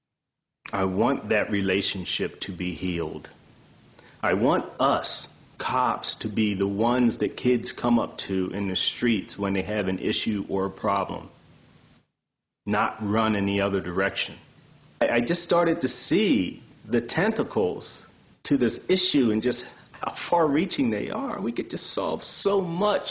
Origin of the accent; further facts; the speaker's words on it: Baltimore, Maryland, United States; I grew up in Baltimore